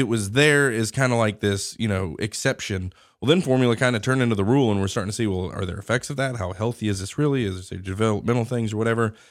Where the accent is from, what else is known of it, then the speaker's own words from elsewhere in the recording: Wichita, Kansas, United States; now in Alabama, United States; I grew up in Wichita, Derby